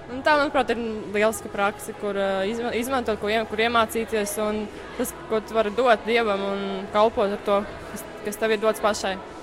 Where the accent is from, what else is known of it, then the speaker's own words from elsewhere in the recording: Riga, Latvia; esmu no Rīgas.